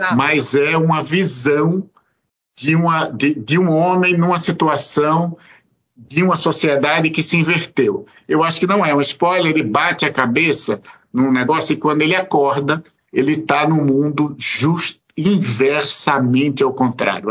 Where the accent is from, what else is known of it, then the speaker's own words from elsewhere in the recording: Pernambuco, Brazil; moved away; eu sou pernambucano, eu sou nordestino, eu vim, na verdade, de uma família sobre algum aspecto muito muito patriarcal